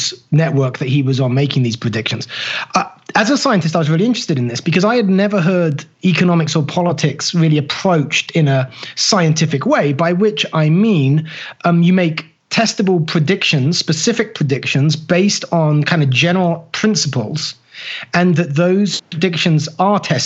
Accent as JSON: {"language": "English", "country": "United Kingdom", "moved": "yes", "lives_now": "United States", "said": "being a Brit who was fervently working to become an American"}